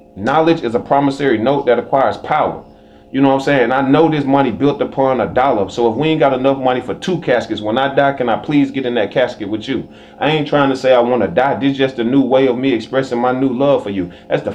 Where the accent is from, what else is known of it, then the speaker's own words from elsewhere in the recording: the South, United States; Because I grew up in the South with tension between white and black.